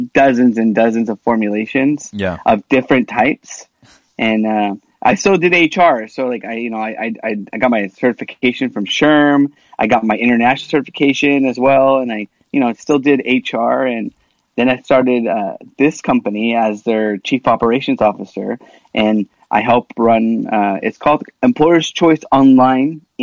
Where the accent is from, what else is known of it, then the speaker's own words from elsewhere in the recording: Washington, United States; first language Spanish; English is a second language; I grew up in Washington State. My first language I learned was Spanish